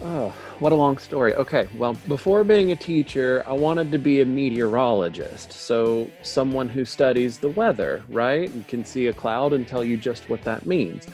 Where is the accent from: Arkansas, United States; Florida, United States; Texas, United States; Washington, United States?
Florida, United States; northwest; first language English; also born or lived in Pensacola; I'm from the northwest part of Florida in the United States, the city that I live in, it's Pensacola.